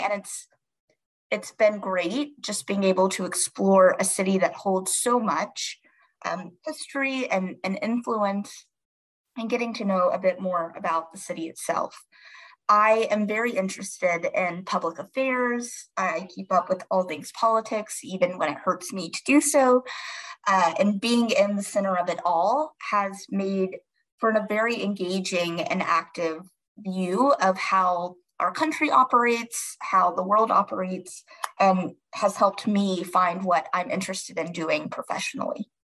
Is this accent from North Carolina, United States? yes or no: yes; North Carolina, United States; moved away as an adult; now in Washington, D.C., United States; I am from a smaller town in North Carolina. I grew up there